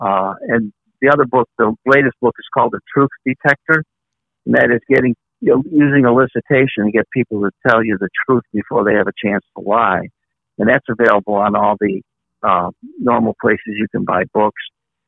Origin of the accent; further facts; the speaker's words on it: Chicago, Illinois, United States; when I grew up in Chicago